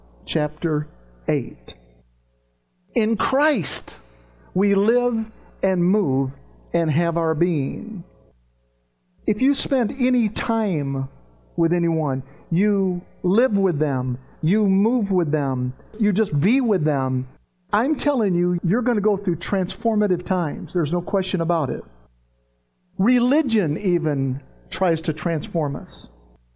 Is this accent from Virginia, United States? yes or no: yes; Virginia, United States; also born or lived in Tennessee; I grew up in the South when I was a kid. I was in Virginia. I was running the mountains of Virginia and West Virginia and Tennessee